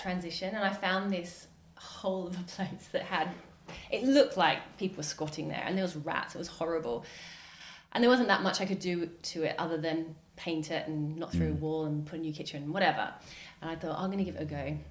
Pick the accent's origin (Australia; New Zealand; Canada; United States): Australia; now in United Kingdom; I'm Australian